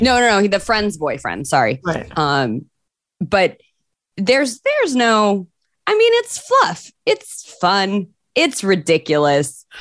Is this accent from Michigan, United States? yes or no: yes; Michigan, United States; moved away; I'm from Michigan originally